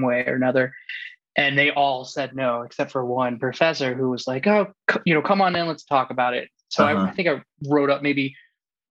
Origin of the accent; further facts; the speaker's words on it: the South, United States; now in Boulder, United States; growing up in the South